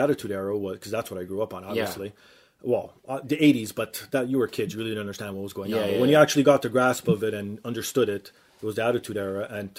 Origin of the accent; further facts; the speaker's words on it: Toronto, Ontario, Canada; because we're from Toronto